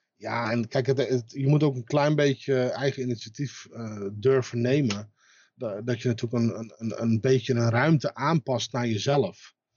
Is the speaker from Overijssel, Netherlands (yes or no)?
no; Amsterdam, North Holland, Netherlands; moved away as an adult; now in Zaandam, Netherlands; geboren in Amsterdam, woon sinds tweeduizend zes in Zaandam.